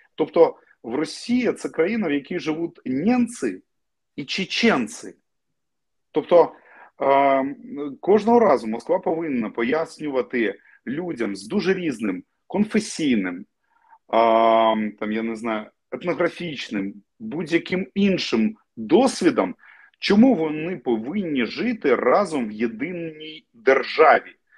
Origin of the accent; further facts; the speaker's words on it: Crimea, Ukraine; moved away; я кримчанин. І мені було важливо жити на півострові поруч з батьками